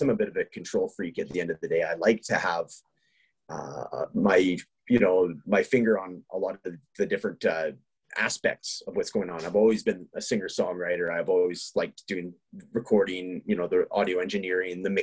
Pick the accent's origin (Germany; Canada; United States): Canada; British Columbia; now in Edmonton, Canada; we're both from British Columbia, which is the neighboring province to Alberta